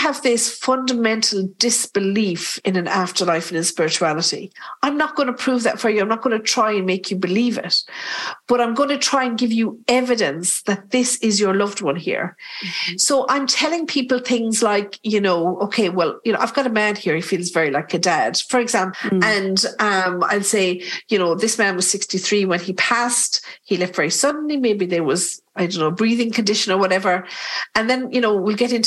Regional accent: Ireland; We're typical Irish

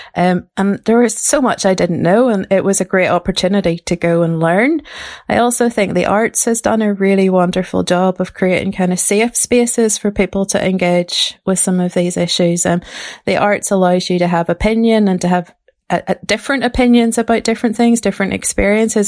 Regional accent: Ballymena, Northern Ireland, United Kingdom; grew up in Ballymena, um, in a Protestant girls' grammar school

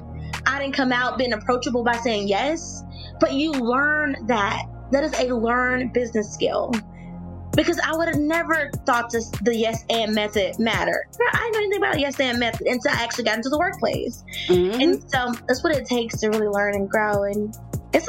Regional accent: Mississippi, United States; I'm from Mississippi.

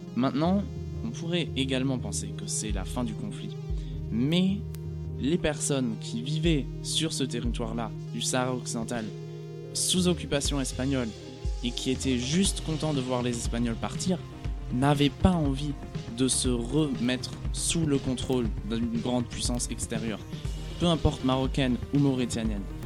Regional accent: Germany; en tant qu'Européen, en tant qu'Allemand

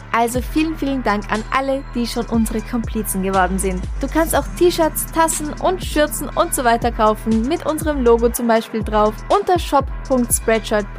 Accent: Traunstein, Bavaria, Germany; now in Vienna, Austria; die Gegend, in der ich meine Kindheit verbracht habe, ist Bayern, deswegen das Bier. Und Traunstein, da gab es früher Salz

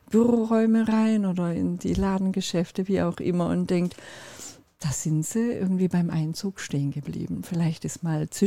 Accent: Turkey; Ich bin Türkin und mein Mann ist Finne

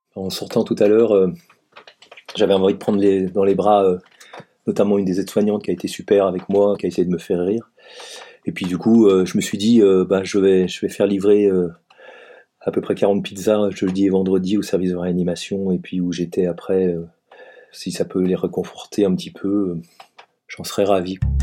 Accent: Savoy, Auvergne-Rhône-Alpes, France; also born or lived in Paris; now in Strasbourg, France; je suis savoyard d'origine

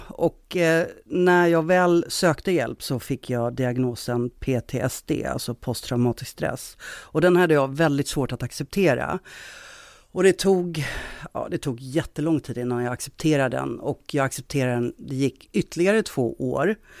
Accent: Stockholm, Stockholm County, Sweden; moved away as an adult; now in Gothenburg, Sweden; Jag är från Stockholm, men jag har bott i Göteborg ganska många år nu

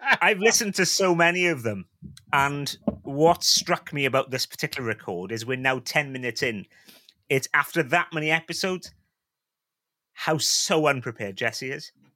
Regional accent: Wales, United Kingdom; I'm a Welshman. I'm a Welshman

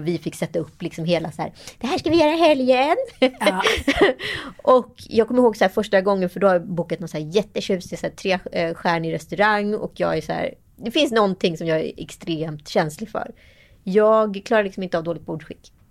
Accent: Sweden; som svensk

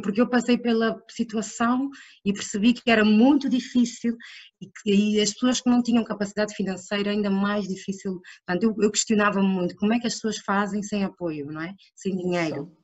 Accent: Angola; moved away; also born or lived in Portugal; sou angolana, uh, sempre estudei em Portugal e em Angola. Uh, regressei a Angola para trabalhar

